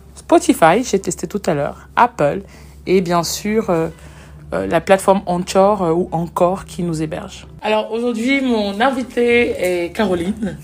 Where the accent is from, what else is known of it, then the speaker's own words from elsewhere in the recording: Cameroon; chez nous au Cameroun